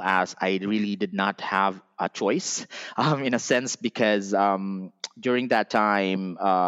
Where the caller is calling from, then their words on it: Philippines; we're calling from the Philippines to other countries.